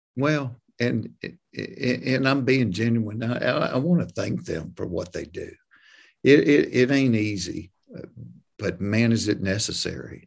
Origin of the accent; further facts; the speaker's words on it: hometown where Chick-fil-A started, Georgia, United States; Chick-fil-A started in my hometown